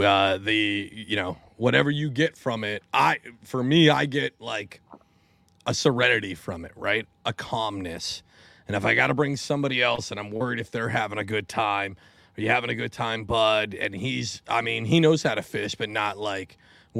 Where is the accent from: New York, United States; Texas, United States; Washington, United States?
Washington, United States; I grew up in Washington State